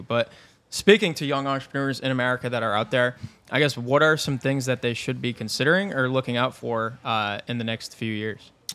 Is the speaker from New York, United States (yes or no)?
yes; Binghamton, New York, United States; in my hometown, Binghamton, New York